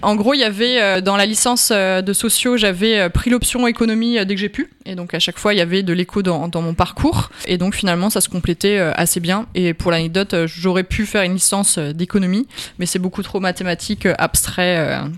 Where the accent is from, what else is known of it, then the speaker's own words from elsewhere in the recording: Alsace, Grand Est, France; moved away; je sais que je viens d'Alsace et que euh, j'ai un fort attachement à ma famille, à l'Alsace